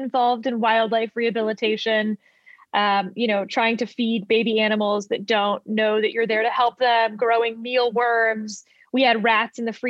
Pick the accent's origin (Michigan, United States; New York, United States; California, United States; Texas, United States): Texas, United States; Fort Bend County; also born or lived in Houston; now in Virginia, United States; I grew up in Fort Bend County, which is not that far from Houston